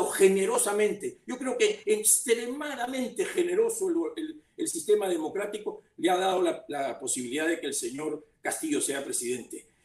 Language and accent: Spanish; Peru; Porque todos somos peruanos, los de provincias y los de Lima